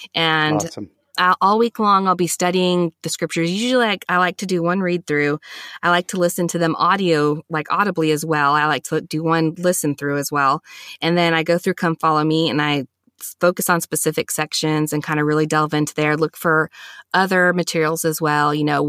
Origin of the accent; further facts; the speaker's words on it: the South, United States; Like I said, growing up in the South, you know, getting a taste of so many other Christian denominations